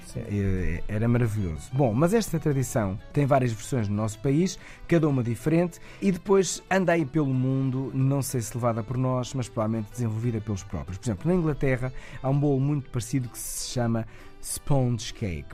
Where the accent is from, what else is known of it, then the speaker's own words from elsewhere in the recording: Ovar, Aveiro District, Portugal; Eu sou natural de Ovar